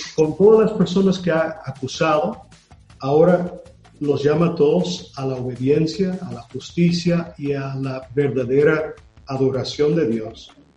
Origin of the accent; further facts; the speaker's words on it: United States; Spanish is a second language; moved away; yo soy de Estados Unidos